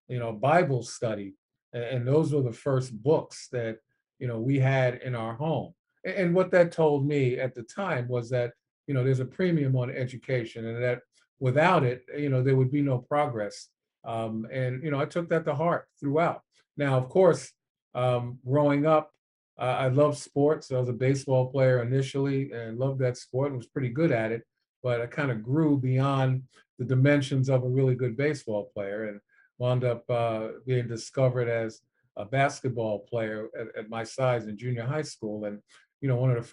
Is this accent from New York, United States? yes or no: yes; New York City, New York, United States; growing up in New York City, I was a television child